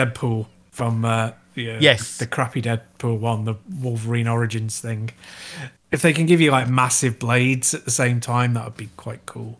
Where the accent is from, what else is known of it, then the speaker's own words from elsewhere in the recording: Chester, North West England, United Kingdom; I'm from Chester.